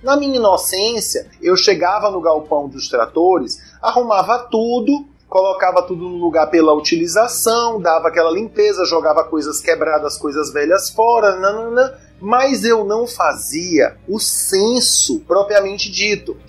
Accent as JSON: {"language": "Portuguese", "region": "Maranhão", "country": "Brazil", "also_born_or_lived": "São Paulo", "said": "regressando aqui para o Maranhão"}